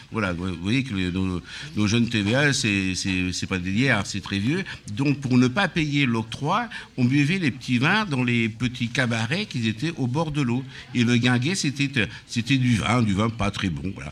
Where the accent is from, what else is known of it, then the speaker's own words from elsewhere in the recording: Laguiole, Occitania, France; now in Villeneuve-Saint-Georges, France; je suis originaire de l'Auvergne et particulièrement de l'Aveyron du, côté de l'Aïole